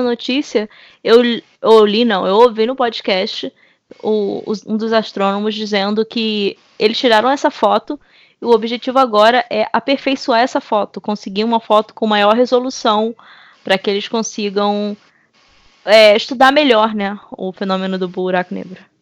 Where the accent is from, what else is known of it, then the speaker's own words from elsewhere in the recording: Belford Roxo, Rio de Janeiro, Brazil; eu venho do subúrbio carioca. No caso, subúrbio fluminense, mas de onde eu venho, Belfor Roxo